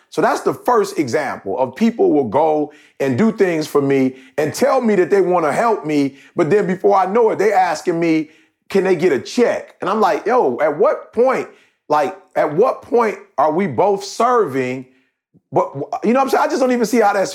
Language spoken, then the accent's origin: English; Detroit, Michigan, United States; I grew up in Detroit